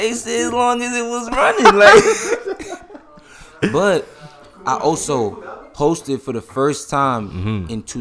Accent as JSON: {"language": "English", "town": "New York City", "region": "New York", "country": "United States", "said": "I'm from Brooklyn"}